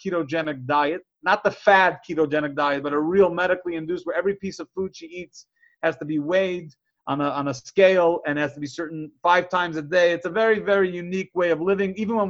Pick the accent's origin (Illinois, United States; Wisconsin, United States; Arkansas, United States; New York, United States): New York, United States; New York City; Now, for me, as a kid growing up in Crown Heights, I paused.